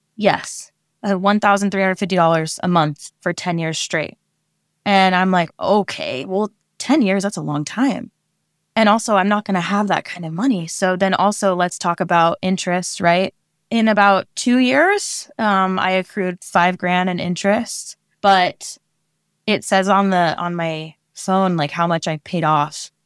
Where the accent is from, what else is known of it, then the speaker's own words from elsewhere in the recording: Oregon, United States; moved away as an adult; now in California, United States; I am a Oregon native